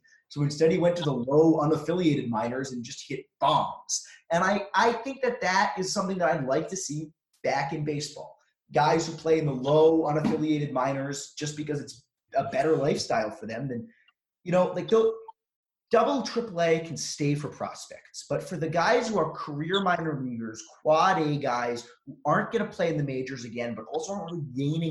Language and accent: English; Oklahoma, United States; And all of us in Oklahoma, all of us who were growing up in Oklahoma remember this.